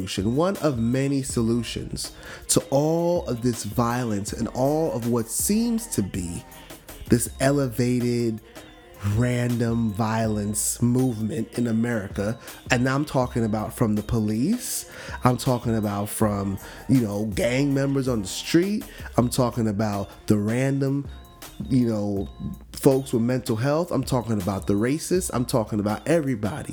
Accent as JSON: {"language": "English", "town": "Miami", "region": "Florida", "country": "United States", "said": "from Miami."}